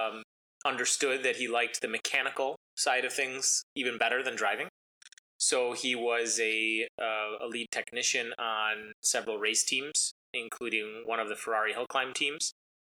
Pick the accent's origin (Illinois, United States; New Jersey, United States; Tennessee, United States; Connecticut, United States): Illinois, United States; Schaumburg; I grew up in Schaumburg.